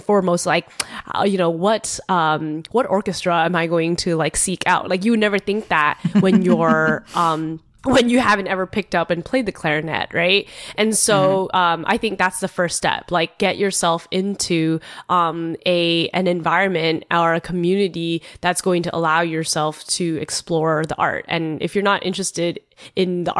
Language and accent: English; San Jose, California, United States; moved away as an adult; also born or lived in Chicago / East Coast / San Francisco; I was born in Chicago, but I grew up in San Jose, California